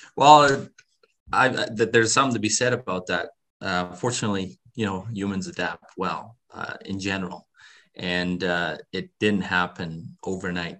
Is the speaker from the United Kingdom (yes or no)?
no; Netherlands; I was born in Holland